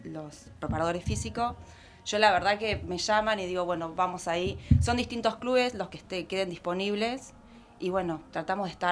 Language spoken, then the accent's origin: Spanish; Villa Carlos Paz, Córdoba, Argentina; moved away; Yo soy de Córdoba, de Carlos Paz, y bueno, me vine a vivir hace 20 años.